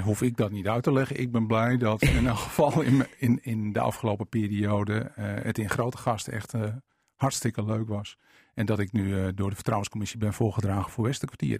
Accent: Veendam, Groningen, Netherlands; also born or lived in Winschoten / Pekela; Ik ben in, eh, zeg maar in paspoort staat Winschoten, eh, korte tijd opgegroeid in Pekela en toen in Veendam

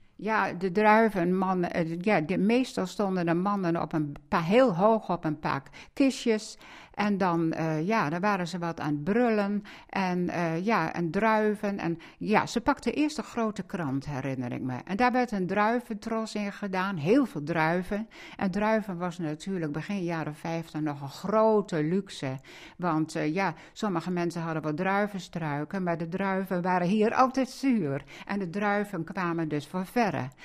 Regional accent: Zuidlaren, Drenthe, Netherlands; moved away; mijn jeugd in Zuid-Laren

